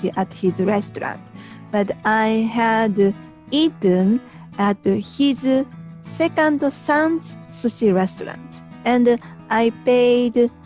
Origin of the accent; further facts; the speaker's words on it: Japan; from Japan